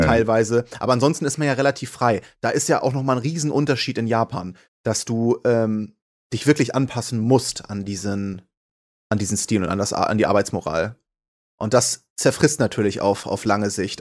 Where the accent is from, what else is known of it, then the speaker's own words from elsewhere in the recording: Hamburg, Germany; Hamburg ist ja auch meine Heimat.